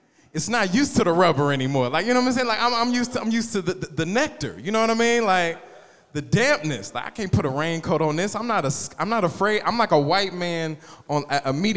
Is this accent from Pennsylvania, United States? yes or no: no; Wichita, Kansas, United States; I'm from Wichita.